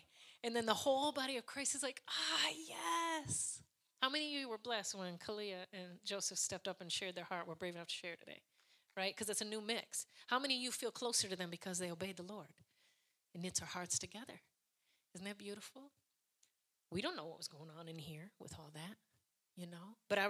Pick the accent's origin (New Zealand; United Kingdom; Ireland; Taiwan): Ireland; Listen, I'm Irish, so that was my story.